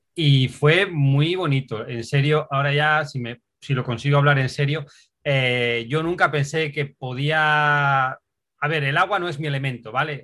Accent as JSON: {"language": "Spanish", "region": "Asturias", "country": "Spain", "moved": "as an adult", "said": "Soy de Asturias"}